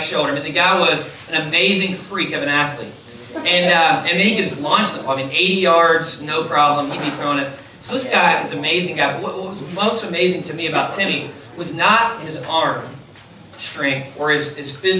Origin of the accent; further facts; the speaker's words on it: Louisville, Kentucky, United States; I'm from Kentucky